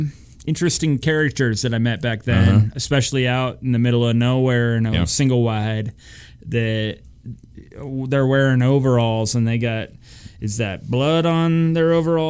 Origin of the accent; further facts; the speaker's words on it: Ridgway, United States; I grew up in kind of a rural community.